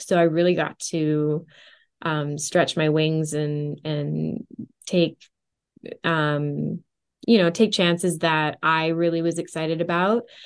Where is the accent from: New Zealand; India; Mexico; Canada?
Canada; also born or lived in Orange County, United States; my dream studio here, uh, in my hometown